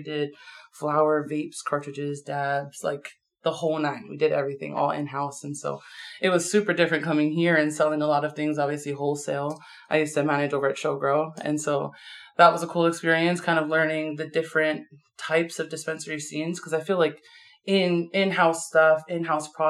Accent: Maui, Hawaii, United States; moved away; I'm from Maui

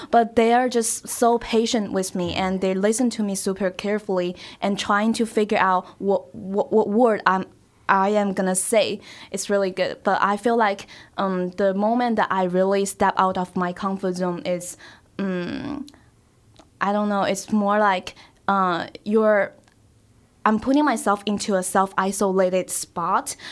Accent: Shanghai, China; English is a second language; moved away as an adult; now in Greencastle, United States; I'm from Shanghai

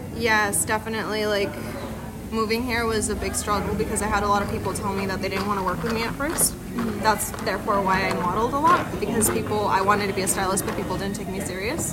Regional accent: Monterey, California, United States; first language Spanish; English is a second language; I am a stylist from the Monterey area, a 831 area

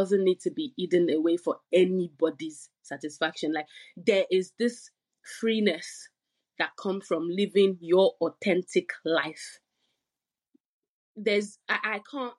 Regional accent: Nigeria; now in United Kingdom; I'm from Nigeria

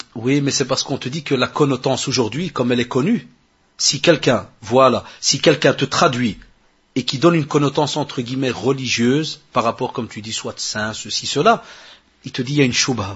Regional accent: Morocco; chez nous au Maroc

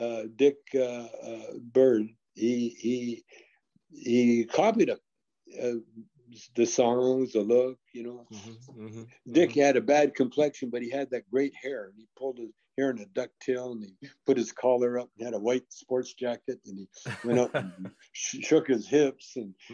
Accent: Calgary, Alberta, Canada; moved away; also born or lived in Edmonton, Alberta; Calgary, Alberta, Canada. That's where I was raised.

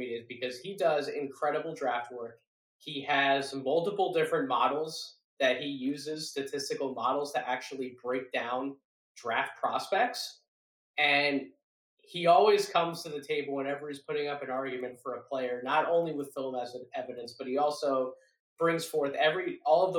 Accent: Philadelphia, Pennsylvania, United States; my hometown basketball team

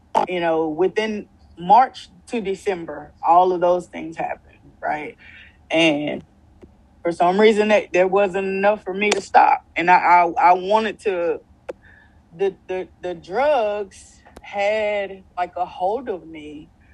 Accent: Louisiana, United States; I came home. I came home to Louisiana

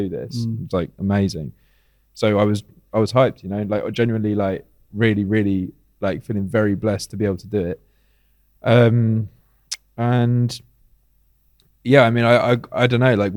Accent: United Kingdom; moved away as an adult; now in Athens, Greece; as a British person

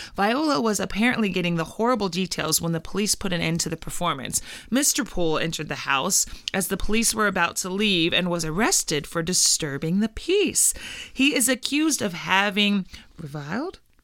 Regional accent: Indiana, United States; we're from Indiana

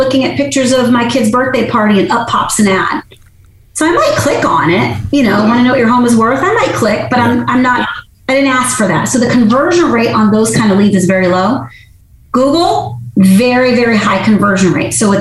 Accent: Massachusetts, United States; moved away; I'm originally from Massachusetts, born and raised

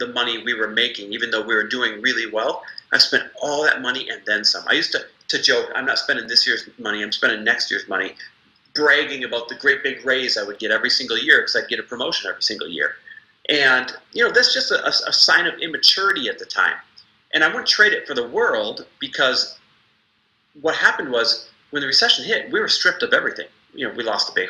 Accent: Midwest, United States; I am Midwest born and raised

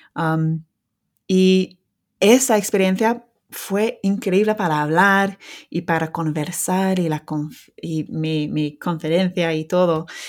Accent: England, United Kingdom; first language English; Spanish is a second language; soy lince de Inglaterra

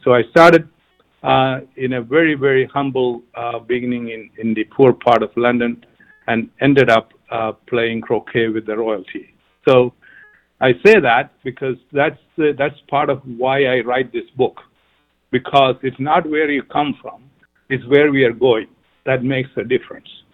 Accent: Kerala, India; moved away as an adult; also born or lived in United Kingdom / Africa; now in United States; I'm from uh, South India, uh, the southernmost uh, tip, um, a state called Kerala

